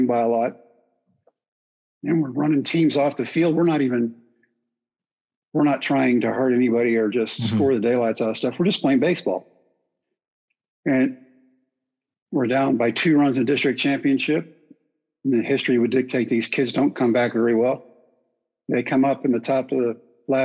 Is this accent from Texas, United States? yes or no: yes; Brownwood, Texas, United States; my hometown of Brownwood